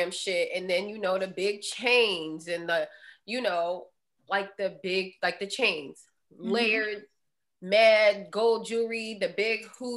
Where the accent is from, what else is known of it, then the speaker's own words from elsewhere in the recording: Southern California, United States; growing up in Southern California